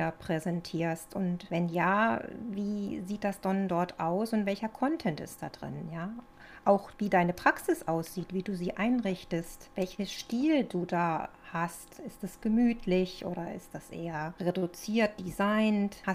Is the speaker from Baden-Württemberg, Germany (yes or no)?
no; Cologne, North Rhine-Westphalia, Germany; moved away as an adult; also born or lived in Northern Germany; now in Leonberg, Germany; wie man vielleicht ein bisschen hören kann, bin ich kein Urschwabe, sondern ich komme ursprünglich aus der Kölner Ecke. Ich bin über mein Grafikdesign-Studium nach Norddeutschland gekommen und mittlerweile bin ich schon seit 20 Jahren hier unten im Süden.